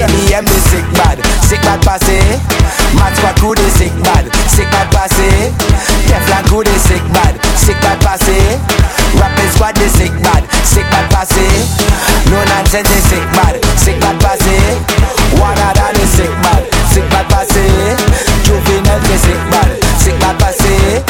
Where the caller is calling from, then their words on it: New York, United States; I'm calling from New York, man.